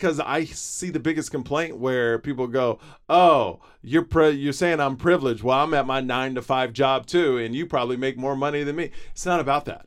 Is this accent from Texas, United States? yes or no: yes; Houston, Texas, United States; Where I grew up in Houston